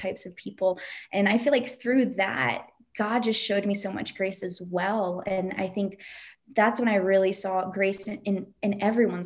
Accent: United States; moved away as an adult; when I lived in the States

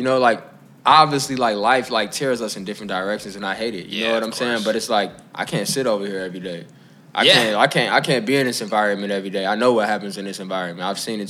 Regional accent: Chicago, Illinois, United States; growing up in Inglewood

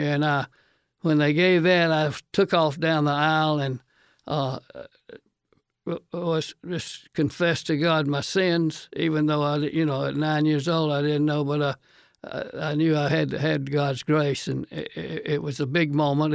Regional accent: Greenville, South Carolina, United States; moved away as an adult; also born or lived in Atlanta, Georgia; now in Alabama, United States; I cut my baby teeth on a Cradle Road crib at Earl Street Baptist Church in Greenville, South Carolina

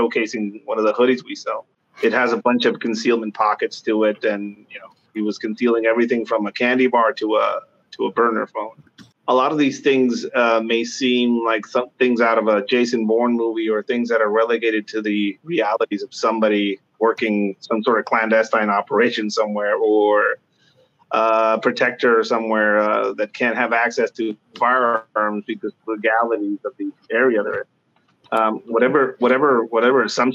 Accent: Tijuana, Baja California, Mexico; moved away as an adult; now in United States; I grew up tagging in Mexico, Tijuana specifically

